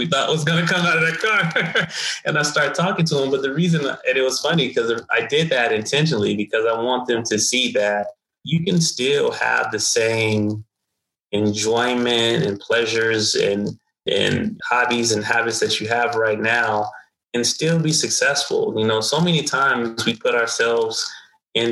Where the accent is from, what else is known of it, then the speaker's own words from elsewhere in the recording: Phoenix, Arizona, United States; I come from South Phoenix. I still live in South Phoenix